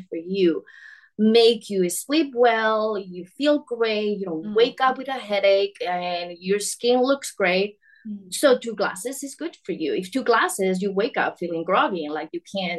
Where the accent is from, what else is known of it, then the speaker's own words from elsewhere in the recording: Spain; moved away; I'm from Spain originally